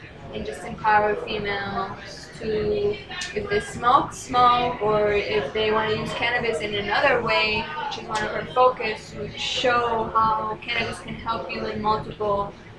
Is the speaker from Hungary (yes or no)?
no; Medellin, Antioquia, Colombia; Thank you. From Medellin, Colombia. It's known as like the land of Pablo Escobar.